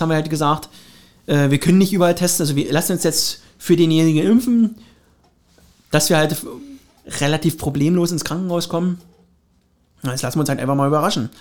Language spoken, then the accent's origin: German; Finsterwalde, Brandenburg, Germany; meine Heimat, also Finsterwalde